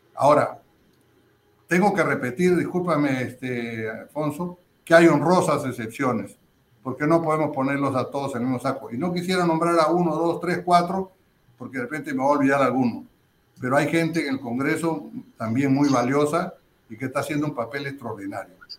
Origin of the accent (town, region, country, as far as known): Peru